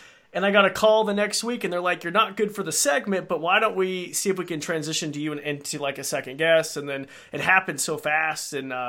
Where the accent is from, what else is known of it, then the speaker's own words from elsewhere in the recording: Idaho, United States; I'm in Idaho.